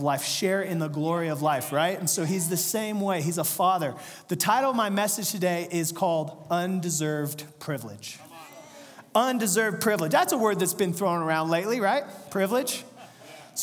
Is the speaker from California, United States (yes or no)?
yes; Central/Northern California, United States; we're from Central California